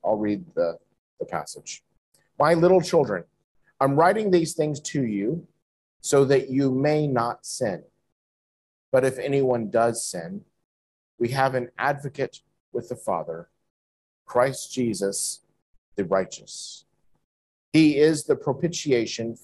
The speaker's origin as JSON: {"language": "English", "country": "United States", "moved": "yes", "said": "in my home country, in America"}